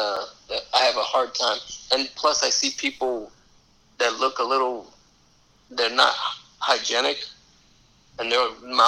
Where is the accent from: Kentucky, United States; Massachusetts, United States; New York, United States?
New York, United States; New York City; I'm from New York City, but I'm a Cowboys fan.